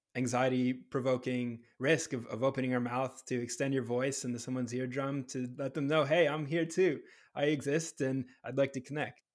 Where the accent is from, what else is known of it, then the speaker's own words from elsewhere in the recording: New Hampshire, United States; also born or lived in Southern California; now in California, United States; I'm from New Hampshire